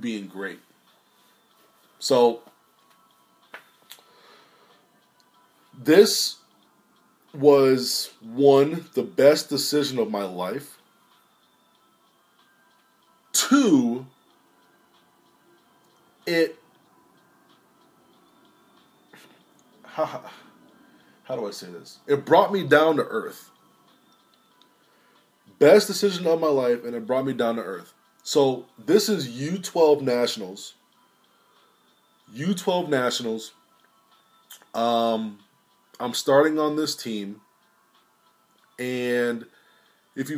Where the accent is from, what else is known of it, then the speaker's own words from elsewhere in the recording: Sterling, Virginia, United States; I'm from Lowell, Sterling, Virginia